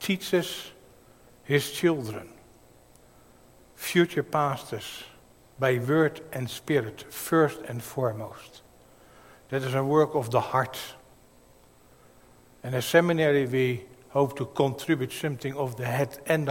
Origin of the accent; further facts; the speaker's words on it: Netherlands; accent: Dutch; my Dutch accent